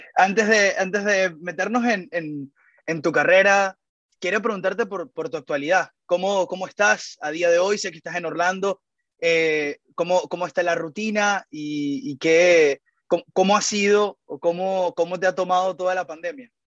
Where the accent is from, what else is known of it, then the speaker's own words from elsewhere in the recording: Venezuela; nosotros los venezolanos